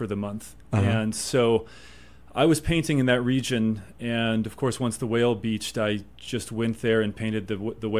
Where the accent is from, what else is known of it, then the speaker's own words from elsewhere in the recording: Evergreen, Colorado, United States; also born or lived in Eastern Sierra, California; now in Moab, United States; grew up a lot of my life in west of Denver in Evergreen